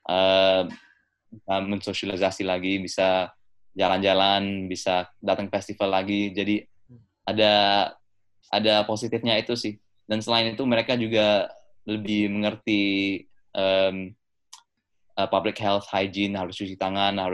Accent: England, United Kingdom; now in Indonesia; walaupun gue gede di UK um, sekolah di UK tetap

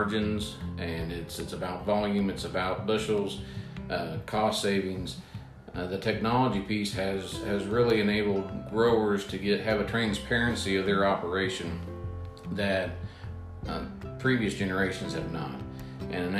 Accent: Preble County, Ohio, United States; Born and raised in Preble County, Ohio, in the west central part of the state. Still live there today

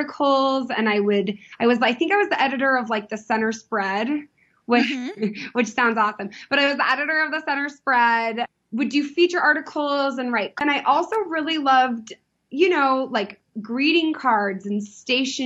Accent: San Diego, California, United States; I grew up in Southern California

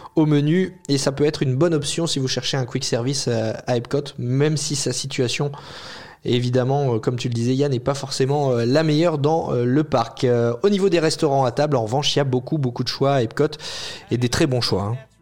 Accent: France; quand on est français

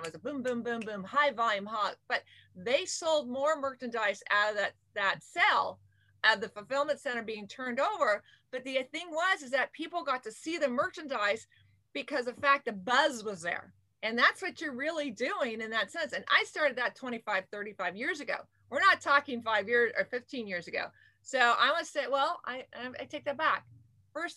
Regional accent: Camarillo, California, United States; now in Irvine, United States; I was raised in Camarillo, Ventura County

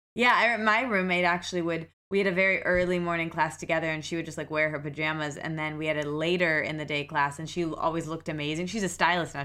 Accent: Midwest, United States; now in New York, United States; I very much identify with the qualities, the stereotypical qualities of being a Midwesterner

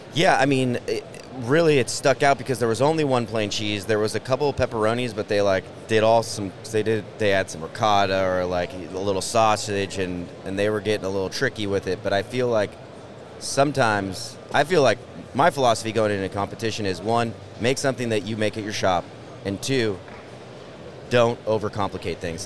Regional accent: Shoreline, Washington, United States; I was raised in Shoreline, just right next door

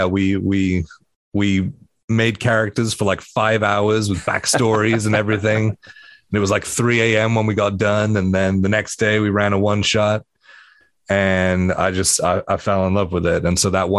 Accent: Wales, United Kingdom; I grew up in Wales. We have a giant red dragon on our flag

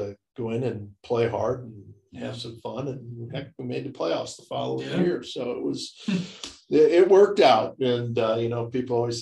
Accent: Mentor, Ohio, United States; I was from Mentor. So I knew Mentor

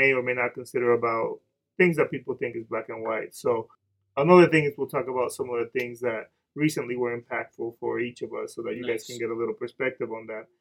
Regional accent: Dominican Republic; English is a second language; moved away; I'm Dominican. I grew up in the Dominican Republic. So sometimes I'm going to mess up some words

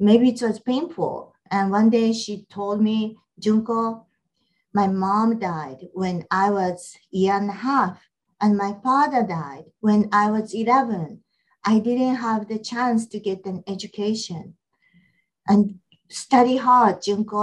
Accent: Japan; now in Atlanta, United States; I grew up in Japan

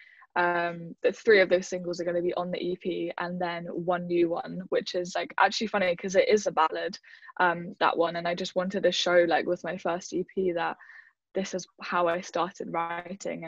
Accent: London, United Kingdom; I'm from West London, or I'm from London

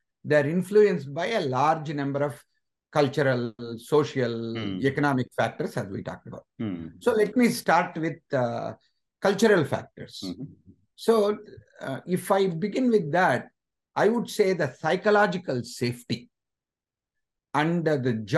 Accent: Anantapur, Andhra Pradesh, India; moved away as an adult; also born or lived in Chennai, India; now in United States; I came from Andhra Pradesh, a place called Anantapur

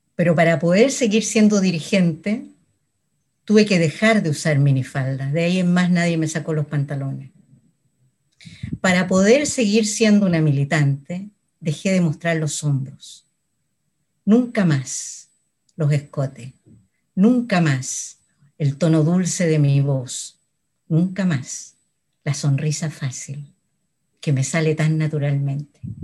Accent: Chile; nunca me fui de Chile

